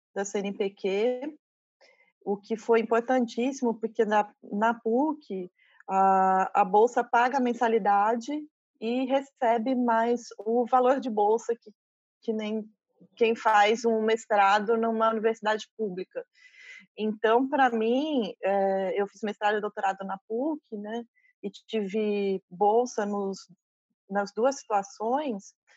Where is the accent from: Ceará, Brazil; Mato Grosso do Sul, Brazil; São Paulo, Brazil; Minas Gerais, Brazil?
São Paulo, Brazil; São José dos Campos; moved away as an adult; now in Espírito Santo, Brazil; Sou de, do interior de São Paulo, morei 20 anos em São Paulo e agora há dois anos eu estou no Espírito Santo